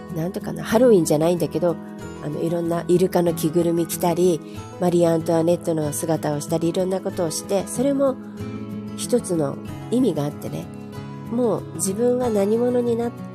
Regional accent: Japan; 日本はもちろん自分の母国だから好きだけども

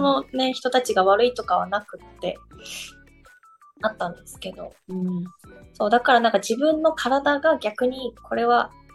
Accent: Nagasaki, Japan; also born or lived in Tokyo; now in Zushi, Japan; 私もともと長崎出身なんですけど、うんうん。その海がすぐ近くにあって、っていう環境で育って

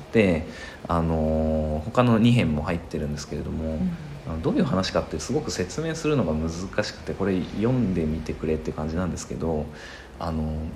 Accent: Toyama, Japan; 子供の頃はあの、まあ、富山で生まれたのでね、立山連峰とか見てた

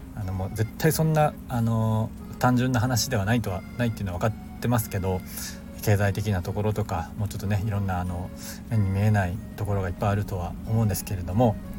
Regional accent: Japan; 僕は今日本に生まれた

